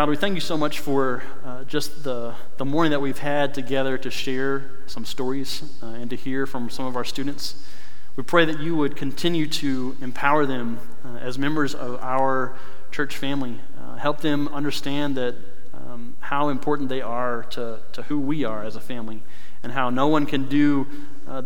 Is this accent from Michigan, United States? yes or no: no; North Carolina, United States; moved away; I grew up in North Carolina